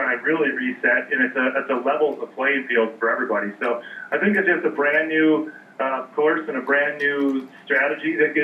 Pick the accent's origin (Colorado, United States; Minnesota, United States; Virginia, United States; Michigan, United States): Minnesota, United States; moved away as an adult; now in Fairbanks, United States; I'm from Minnesota originally. I grew up there.